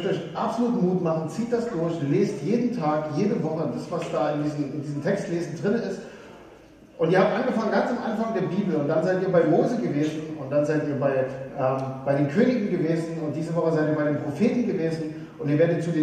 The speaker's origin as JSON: {"language": "German", "region": "Saxony", "country": "Germany", "tie": "born or raised there", "said": "ich komme aus, aus Sachsen und äh, früher war das DDR. Und ich weiß noch, als Kind haben wir immer äh, angestanden eine Stunde, um das Nutella des Ostens zu bekommen."}